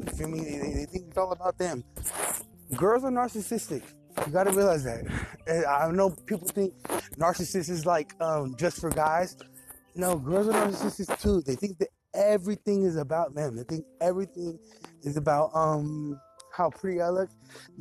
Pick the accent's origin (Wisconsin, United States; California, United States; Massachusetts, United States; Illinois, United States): California, United States; Bay Area; I'm from Cali, Bay Area